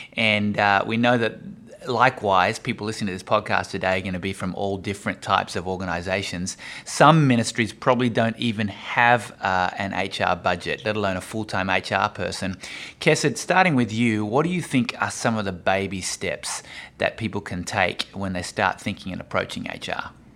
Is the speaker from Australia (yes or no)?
yes; Australia; I'm Australian